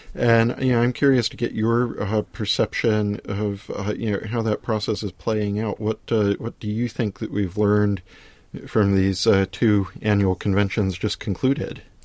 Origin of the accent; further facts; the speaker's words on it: United States; now in London, United Kingdom; speaking as an American